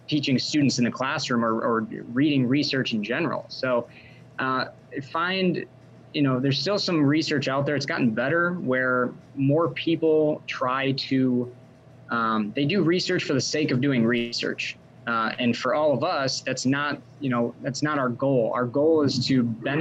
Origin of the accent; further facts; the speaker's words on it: Wisconsin, United States; also born or lived in Tennessee; I actually grew up in Wisconsin about an hour from where I'm at now in Sun Prairie, Wisconsin